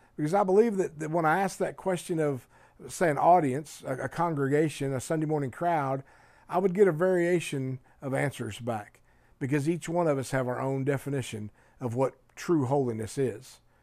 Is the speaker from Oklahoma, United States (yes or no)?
yes; Oklahoma, United States; moved away; also born or lived in Colorado; we were living in Colorado, but we're from Oklahoma